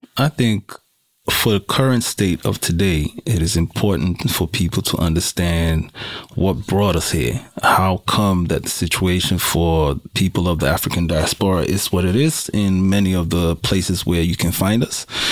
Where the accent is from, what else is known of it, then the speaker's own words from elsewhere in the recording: Suriname; now in Sweden; I am from Suriname. I would call myself first generation immigrant to Sweden.